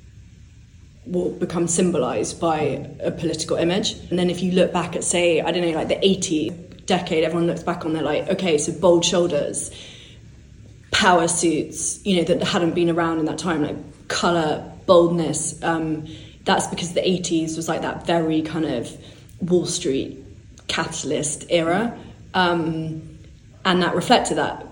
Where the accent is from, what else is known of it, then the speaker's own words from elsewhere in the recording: born in London, England, United Kingdom; I was growing up, I was born in London, but I was growing up in the country mainly